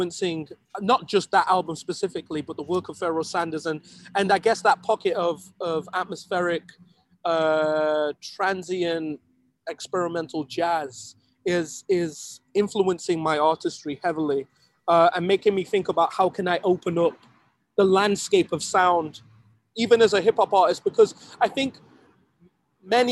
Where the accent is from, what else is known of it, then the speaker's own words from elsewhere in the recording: Sheffield, Yorkshire and the Humber, United Kingdom; my hometown of Sheffield